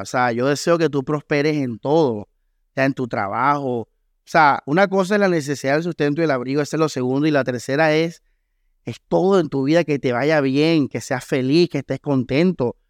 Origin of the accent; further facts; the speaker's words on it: Costeño, Caribbean coast, Colombia; Aquí lo entendemos como costeños